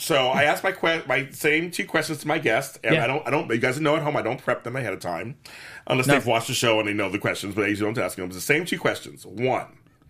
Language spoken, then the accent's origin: English; Los Angeles, California, United States; I grew up in South LA. So I'm like, I grew up in the ghetto. I'm like, I'm black